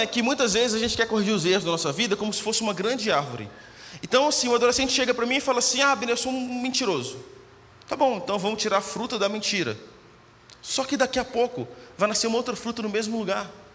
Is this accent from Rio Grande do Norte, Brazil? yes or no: no; Minas Gerais, Brazil; moved away as an adult; also born or lived in Belo Horizonte; eu nasci em Minas, Morei cinco, morava no interior de Minas, morei cinco anos em BH estudando.